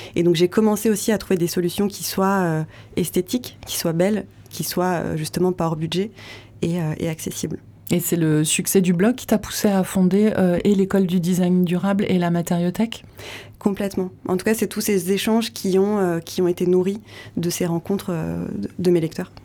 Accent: Vosges, Grand Est, France; moved away; dans les Hauts-de-Vosges, qui est ma région natale

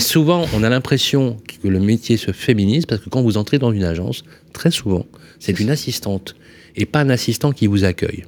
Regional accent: Lyon, Auvergne-Rhône-Alpes, France; moved away; installé à Lyon, notre ville de naissance, puisque moi je suis de la Croix-Rouge

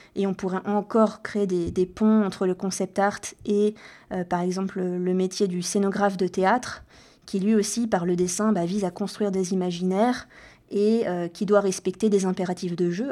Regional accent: Rennes, Brittany, France; moved away as an adult; also born or lived in Caen; je suis originaire de Bretagne et après le lycée, donc, euh, je me suis expatriée euh, de Rennes, ma ville natale

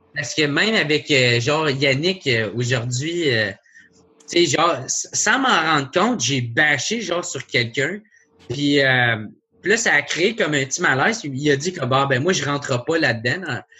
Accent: Gatineau, Quebec, Canada; je viens de Gatineau, tu sais, c'est euh, à deux heures de Montréal, il n'y a, rien

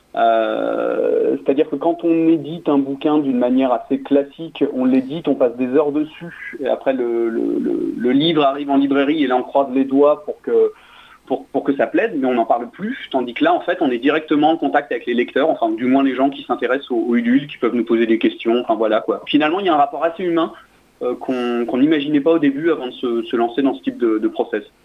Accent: Toulouse, Occitania, France; moi je suis de Toulouse

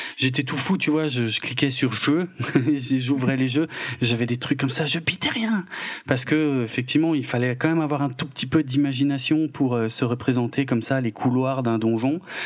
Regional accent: France; chez nous en France

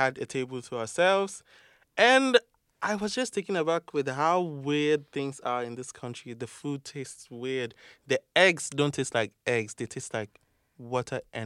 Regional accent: Ghana; now in France; I am from Ghana, and I am studying learning sciences

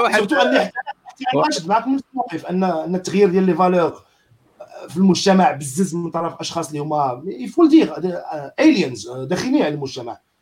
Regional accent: Casablanca, Casablanca-Settat, Morocco; في الدرب عندنا فين كبرت في السلطان

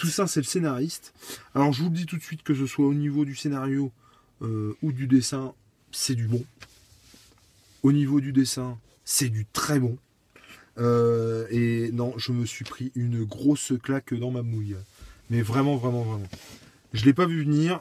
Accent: France; en tant que Français

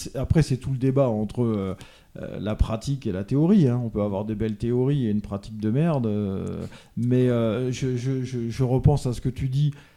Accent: Lorraine, Grand Est, France; moved away; je suis lorrain d'origine

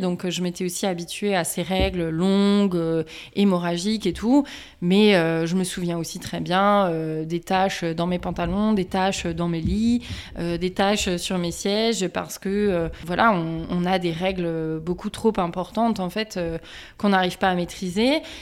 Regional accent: Strasbourg, Grand Est, France; Je suis originaire euh, de l'Est de la France, de Strasbourg

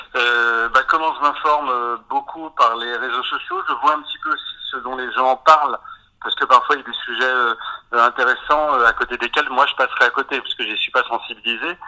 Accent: Breton, Brittany, France; moved away; also born or lived in Rouen; en tant que breton

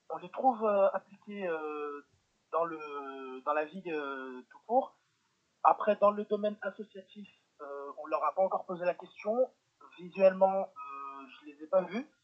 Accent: Lyon, Auvergne-Rhône-Alpes, France; also born or lived in Villeurbanne; Lyon, c'est la ville où euh, je suis né.

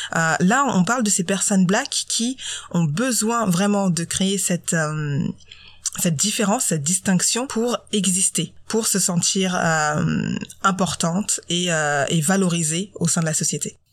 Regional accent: Normandy, France; je suis née en Normandie, j'ai 30 ans et pourtant j'ai encore le droit à tu viens d'où en vrai. Donc ça fait 30 ans que je suis née en Normandie, que j'habite en France

